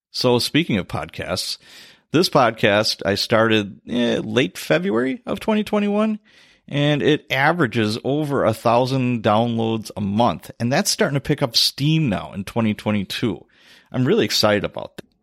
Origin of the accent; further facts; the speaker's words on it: Chicago, Illinois, United States; Top cities was Chicago, my hometown, Milwaukee, not too surprising